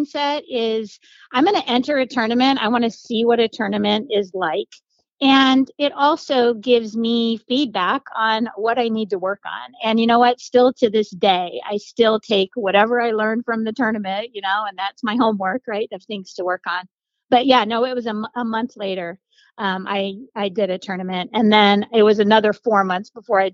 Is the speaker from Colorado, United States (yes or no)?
yes; Colorado, United States; also born or lived in Florida; now in Zephyrhills, United States; I grew up in Colorado and I moved to Florida